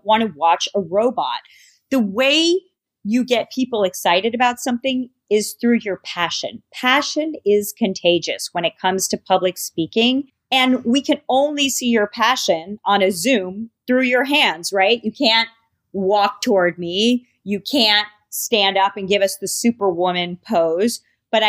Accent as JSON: {"language": "English", "region": "New York", "country": "United States", "said": "I am a New Yorker"}